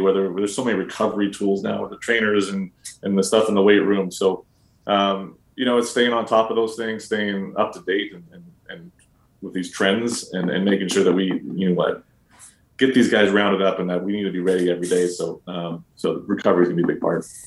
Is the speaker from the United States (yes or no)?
no; Canada; as a Canadian around there.